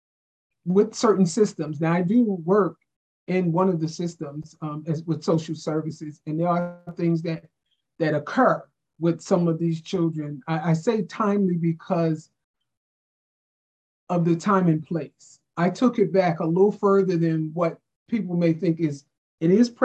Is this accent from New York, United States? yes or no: yes; New York, United States; moved away; I'm from New York